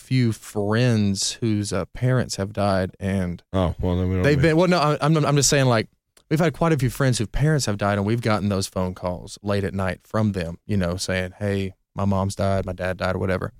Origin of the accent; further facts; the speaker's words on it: Atlanta, Georgia, United States; we're from Atlanta.